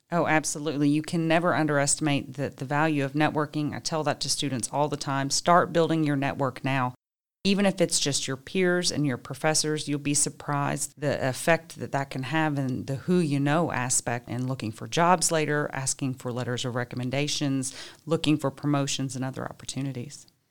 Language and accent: English; Richmond, Kentucky, United States; also born or lived in Ruston, Louisiana; I was born and raised right here in Richmond